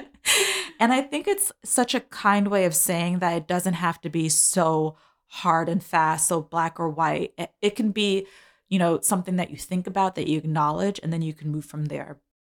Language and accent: English; New York City, New York, United States; I'm a New Yorker, so I ride the train and the bus